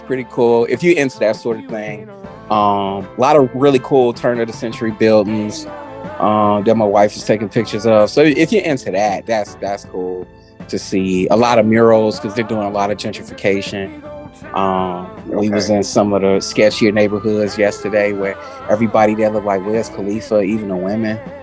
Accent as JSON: {"language": "English", "town": "Chicago", "region": "Illinois", "country": "United States", "said": "as a Chicagoan"}